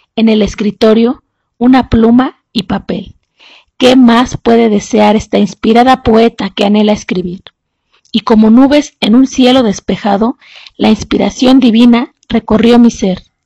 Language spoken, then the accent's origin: Spanish; San Miguel de Allende, Guanajuato, Mexico; soy de San Miguel de Allende, Guanajuato